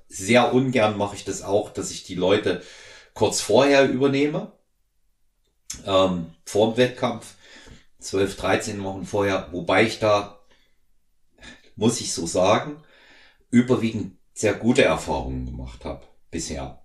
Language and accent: German; home town not far from Weimar, Thuringia, Germany; moved away; in Weimar, nicht weit weg von unserem Heimatort